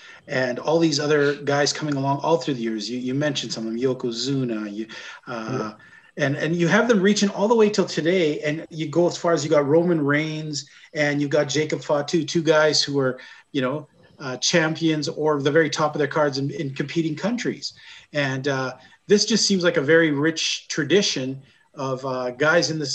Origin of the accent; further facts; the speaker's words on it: Canada; As a Canadian